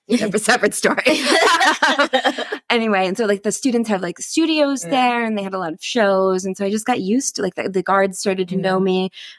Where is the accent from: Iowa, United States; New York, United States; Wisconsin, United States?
Wisconsin, United States; I'm from Wisconsin